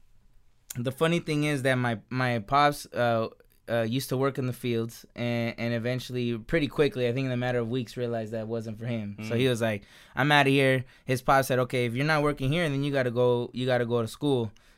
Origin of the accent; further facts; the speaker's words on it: San Jose, California, United States; now in Gilroy, United States; I was born and raised in San Jose, right there on the east side there, off of a Capitol, Capitol and White over there.